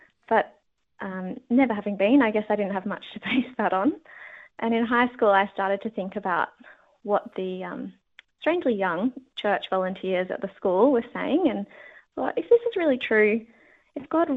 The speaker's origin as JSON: {"language": "English", "town": "Sydney", "region": "New South Wales", "country": "Australia", "tie": "born or raised there", "said": "Growing up in Sydney"}